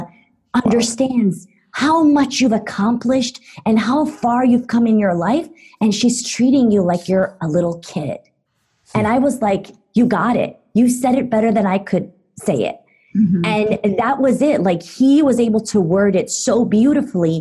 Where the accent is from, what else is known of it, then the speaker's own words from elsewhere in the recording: Istanbul, Turkey; moved away as an adult; now in United States; I grew up in Istanbul, Turkey up until the age of 17. And then I moved to the U.S. as an international student.